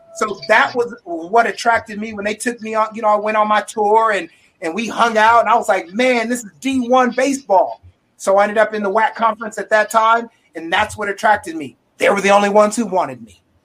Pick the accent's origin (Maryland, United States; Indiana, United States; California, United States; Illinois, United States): California, United States; Sacramento; I'm from Sacramento